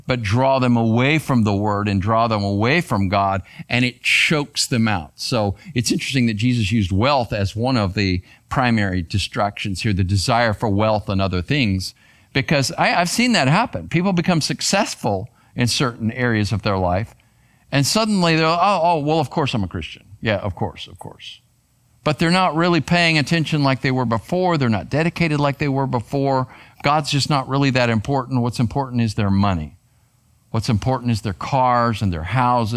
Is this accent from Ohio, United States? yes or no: no; Arizona, United States; I grew up in Arizona